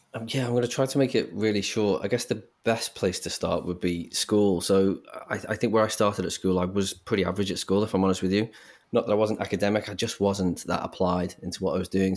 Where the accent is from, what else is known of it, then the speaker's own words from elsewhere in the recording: Liverpool, North West England, United Kingdom; I grew up in Liverpool